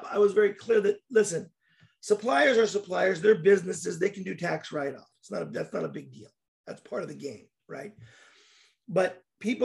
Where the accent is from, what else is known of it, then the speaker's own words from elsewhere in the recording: United States; also born or lived in Russia; I'm American